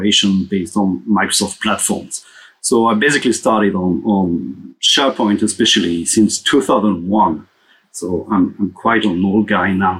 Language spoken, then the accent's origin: English; Paris, Île-de-France, France; also born or lived in Los Angeles; So I'm from Paris, and I'm actually living between Paris and Los Angeles.